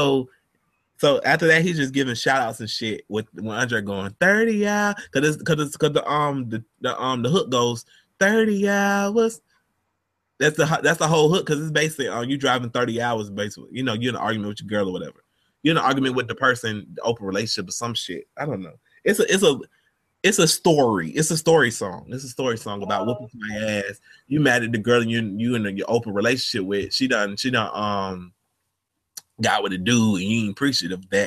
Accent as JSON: {"language": "English", "region": "the South", "country": "United States", "said": "I'm from the South"}